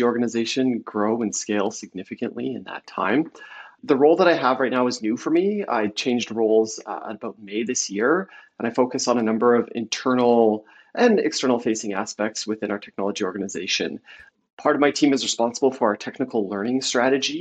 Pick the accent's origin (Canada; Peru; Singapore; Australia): Canada; also born or lived in Vancouver, British Columbia; being Canadian, I'm based in Vancouver, BC, Canada.